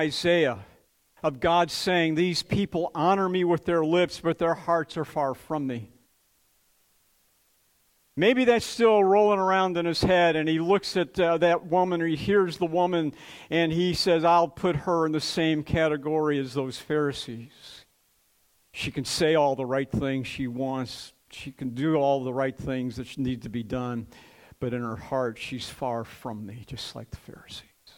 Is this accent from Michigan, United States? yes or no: yes; Detroit, Michigan, United States; I grew up in Detroit